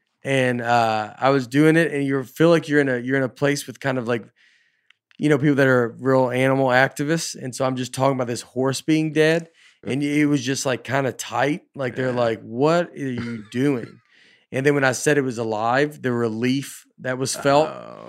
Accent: Liverpool, North West England, United Kingdom; I'm from Liverpool.

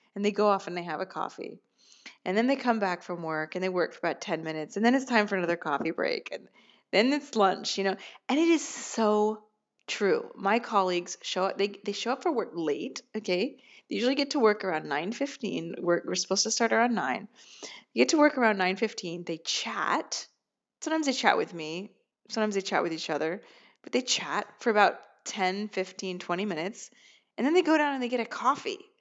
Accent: United States; moved away as an adult; now in Rome, Italy; I'm an American

